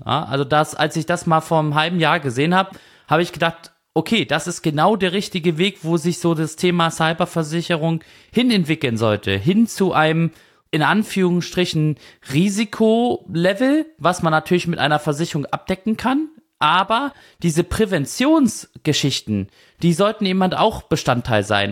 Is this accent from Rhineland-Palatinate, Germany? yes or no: no; Kiel, Schleswig-Holstein, Germany; Ich komme ja aus Kiel, also Katzensprung entfernt